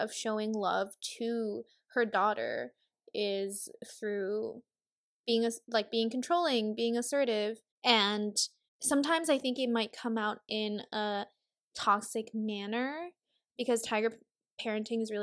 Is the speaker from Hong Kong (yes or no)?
yes; Hong Kong; now in United States; we grew up more so in Hong Kong